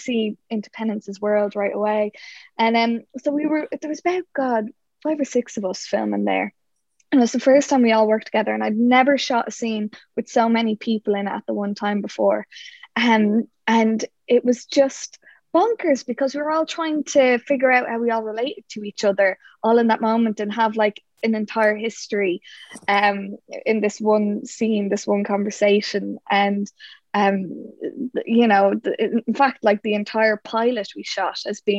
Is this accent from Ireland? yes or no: yes; Ireland; we're Irish.